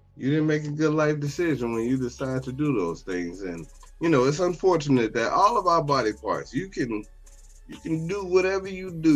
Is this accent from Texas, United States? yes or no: no; Chicago, Illinois, United States; Growing up in Chicago